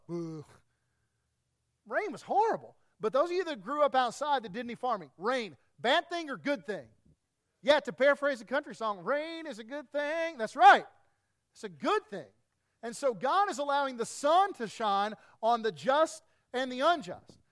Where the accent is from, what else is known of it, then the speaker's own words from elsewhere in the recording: East Tennessee, United States; I grew up in East Tennessee